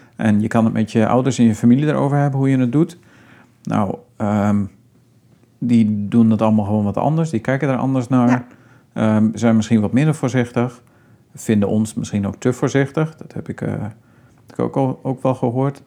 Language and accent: Dutch; Friesland, Netherlands; we komen beide natuurlijk uit Friesland